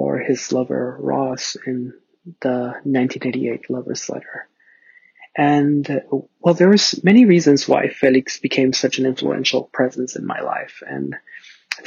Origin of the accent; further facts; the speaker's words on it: Ciudad Juarez, Chihuahua, Mexico; now in Los Angeles, United States; I was born in Ciudad Juarez, Chihuahua, Mexico